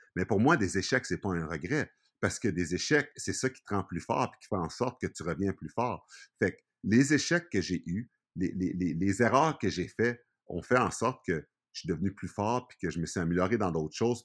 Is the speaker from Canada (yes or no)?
yes; Montreal, Quebec, Canada; now in Saint-Hubert, Canada; je suis né à Montréal, quand tu grandis dans un environnement que le Canadien est roi et maître